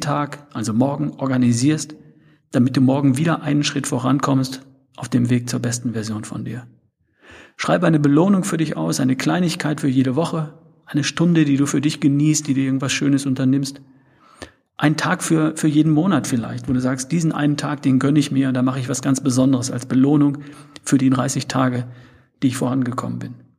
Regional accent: North Rhine-Westphalia, Germany; ich bin Ostwestfale, wir sprechen etwas anders

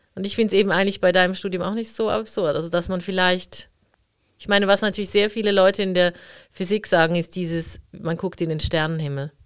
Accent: Zurich, Switzerland; ich bin ja in der Stadt Zürich aufgewachsen

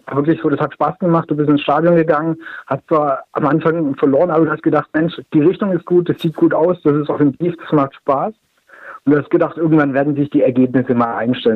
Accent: Stuttgart area, Baden-Württemberg, Germany; ich bin in der Stuttgarter Umgebung groß geworden

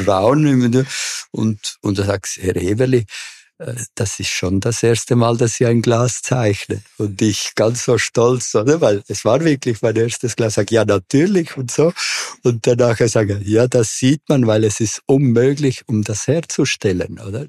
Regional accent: Córdoba, Argentina; also born or lived in Buenos Aires; now in Zurich, Switzerland; Also geboren bin ich in Buenos Aires, aber wirklich aufgewachsen bin ich in Cordoba.

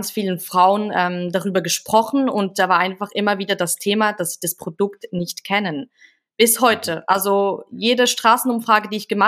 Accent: Switzerland; ich bin in einem ganz ganz kleinen Dorf aufgewachsen ähm, mit gefühlt 200 Einwohnern.

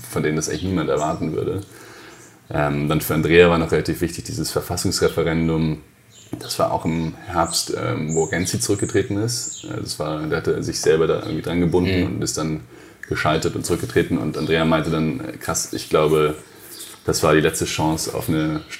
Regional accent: Hesse, Germany; bin einfach ganz normal aufgewachsen in der Nähe von Frankfurt, in, in Hesse.

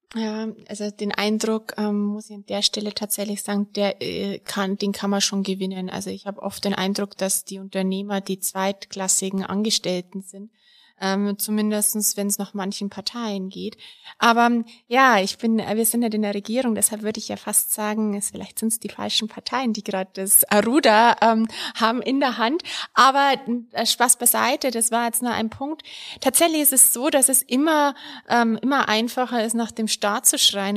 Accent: Bavaria, Germany; ich komme ja aus Bayern, der Freitag für mich weiterhin ein fleischloser Tag blieb. So bin ich groß geworden

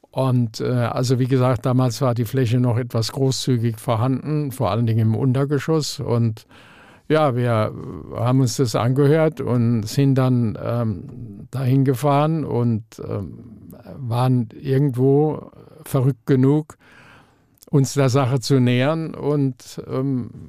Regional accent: Frankfurt, Hesse, Germany; ich sehe mich aber schon äh, irgendwo auch als Frankfurter

